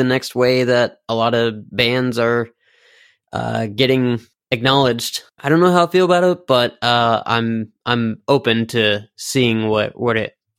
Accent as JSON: {"language": "English", "town": "Richmond", "region": "Virginia", "country": "United States", "said": "I mean, originally, yes, we're from Richmond, but as the lineup, current lineup is, we're actually based out of California, Richmond, Virginia, and Rhode Island, Providence."}